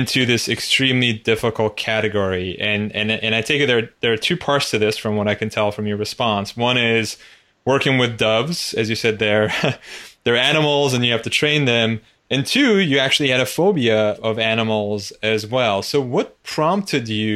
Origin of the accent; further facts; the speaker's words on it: Turkey; I grew up in Turkey, which is a very conformist, community-oriented country